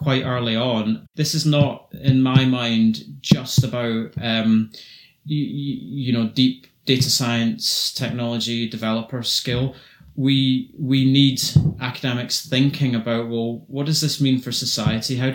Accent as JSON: {"language": "English", "region": "Scotland", "country": "United Kingdom", "accent": "Scottish", "said": "my accent is, of course, a dead giveaway, but it's a fantastic part of the world to innovate"}